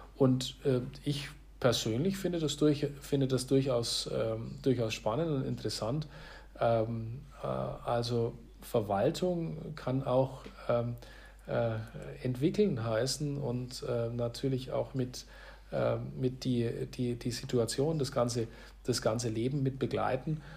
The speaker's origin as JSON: {"language": "German", "area": "Hof district", "region": "Bavaria", "country": "Germany", "tie": "born or raised there", "said": "für meine Region, für meine Heimat"}